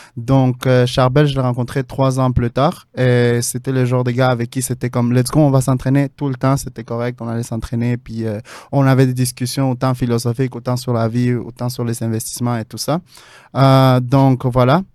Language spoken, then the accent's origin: French; Mexico City, Mexico; now in Montreal, Canada; je viens de la ville de Mexico